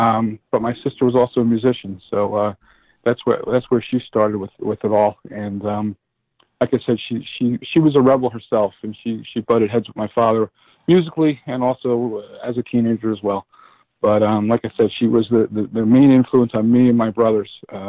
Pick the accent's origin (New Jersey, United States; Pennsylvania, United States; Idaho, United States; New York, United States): New Jersey, United States; Middletown; I grew up on the Jersey Shore, specifically Middletown, New Jersey, about 20 minutes from Rumson, 20 minutes from Asbury Park. Born in the late 60s.